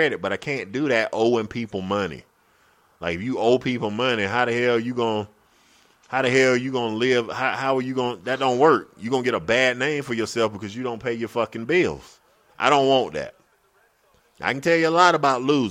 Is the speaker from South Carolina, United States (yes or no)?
yes; Greenwood, South Carolina, United States; I'm from Greenwood